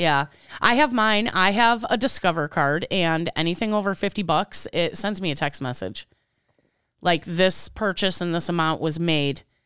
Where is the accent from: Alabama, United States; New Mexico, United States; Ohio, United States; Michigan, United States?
Michigan, United States; I was born in Michigan.